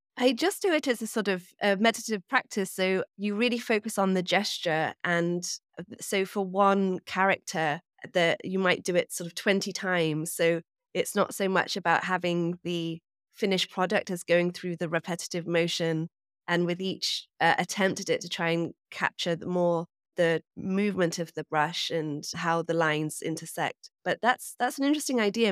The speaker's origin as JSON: {"language": "English", "region": "England", "country": "United Kingdom", "also_born_or_lived": "New York", "moved": "yes", "lives_now": "Hudson Valley, United States", "said": "I am from England, as you can probably hear, but I live in New York, and I recently actually moved away from the city up to the Hudson Valley"}